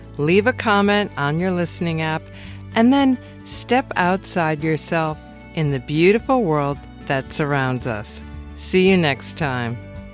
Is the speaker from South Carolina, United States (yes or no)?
no; Wisconsin, United States; I grew up in Wisconsin around lakes